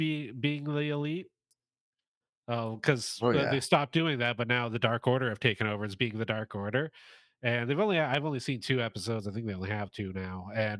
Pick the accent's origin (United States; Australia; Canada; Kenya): Canada; I'm Canadian, so naturally I like hockey.